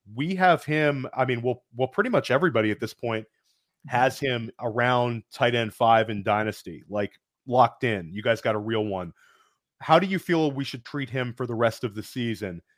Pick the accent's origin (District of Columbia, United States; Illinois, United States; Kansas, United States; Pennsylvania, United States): District of Columbia, United States; Washington; a young boy in the growing up in Washington D.C.